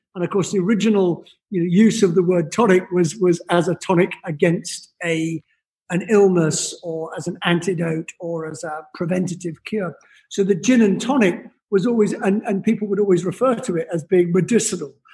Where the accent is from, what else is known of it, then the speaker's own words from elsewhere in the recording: Scotland, United Kingdom; also born or lived in London; now in New York, United States; originally from Scotland